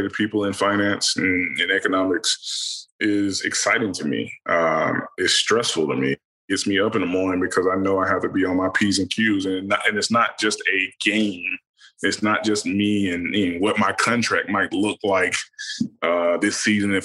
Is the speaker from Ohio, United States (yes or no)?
no; Alabama, United States; moved away; me growing up in Kelsen, Alabama